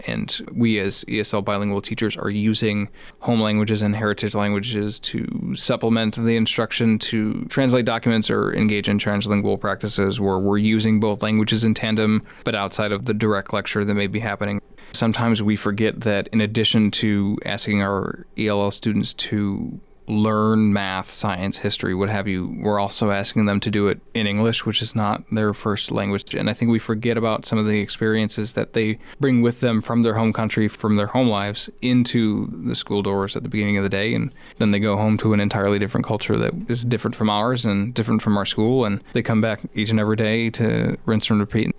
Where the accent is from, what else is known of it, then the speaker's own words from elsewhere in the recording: Chicago, Illinois, United States; I grew up in the Chicagoland area